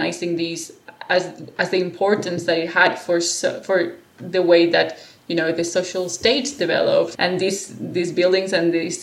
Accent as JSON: {"language": "English", "country": "Spain", "tie": "born or raised there", "also_born_or_lived": "Australia", "moved": "as an adult", "said": "I come from a sort of a very Spanish traditional culture"}